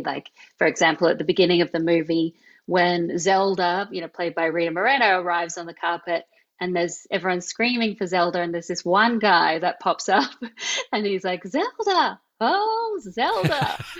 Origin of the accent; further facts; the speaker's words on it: Australia; accent: Australian; my Australian accent